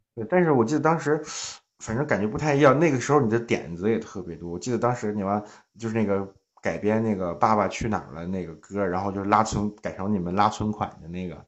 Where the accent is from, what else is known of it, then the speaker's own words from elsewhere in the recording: Zhangjiakou, Hebei, China; also born or lived in Tianjin; now in Changchun, China; 我现在在长春，在长春长春，我是河北人